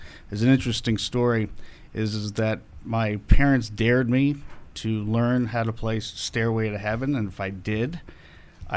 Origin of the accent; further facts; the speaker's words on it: Carmel, New York, United States; Carmel, New York